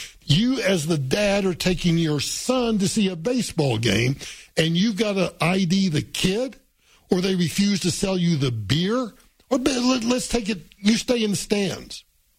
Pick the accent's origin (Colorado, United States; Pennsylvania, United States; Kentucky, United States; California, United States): Colorado, United States; Denver; well, I'm from Denver, I might have to do some sort of psychological examination